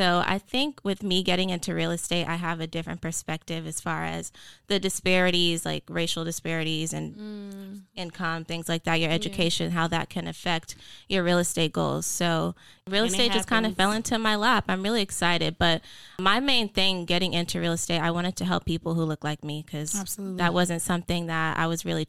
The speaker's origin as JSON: {"language": "English", "town": "Atlanta", "region": "Georgia", "country": "United States", "tie": "born or raised there", "also_born_or_lived": "New York", "said": "I'm from Atlanta. Well, I was born in New York, but I've lived in Atlanta for most of my life."}